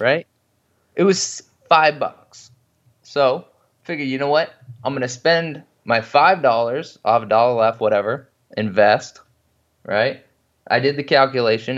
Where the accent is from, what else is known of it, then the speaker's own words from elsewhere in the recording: Washington, United States; I grew up in Washington State